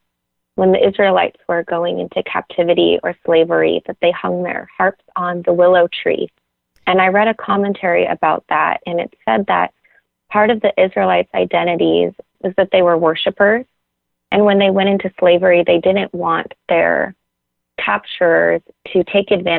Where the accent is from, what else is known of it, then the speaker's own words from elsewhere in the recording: Orange County, California, United States; moved away as an adult; now in Uganda; I grew up in Orange County